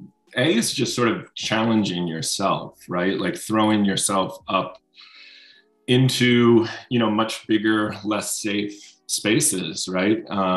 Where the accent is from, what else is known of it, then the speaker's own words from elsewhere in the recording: Baltimore, Maryland, United States; moved away as an adult; also born or lived in Philadelphia / New York / Chicago / San Francisco; now in Boulder, United States; So I grew up in Baltimore, Maryland, and, you know, all the way through high school, went to college, not too far, but in Philadelphia.